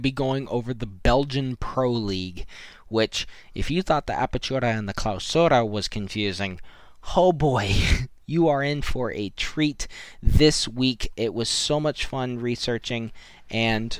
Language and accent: English; United States; myself being American